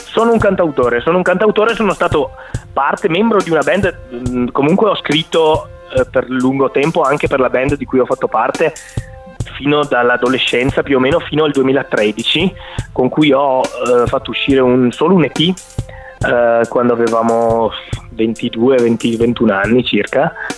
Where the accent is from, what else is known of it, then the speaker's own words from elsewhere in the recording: Vicenza, Veneto, Italy; also born or lived in Venice / Milan; sono di Vicenza, nato e cresciuto a Vicenza